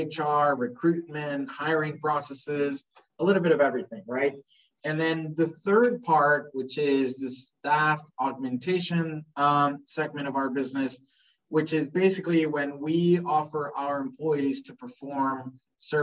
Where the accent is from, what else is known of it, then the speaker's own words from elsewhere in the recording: Spain; moved away as an adult; now in Jamaica; I was born in Spain